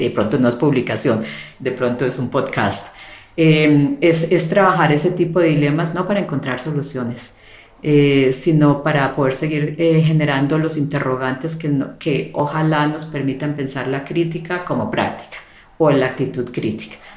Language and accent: Spanish; Colombia; also born or lived in Canada; en mi caso como como mujer, eh, como colombiana, como latinoamericana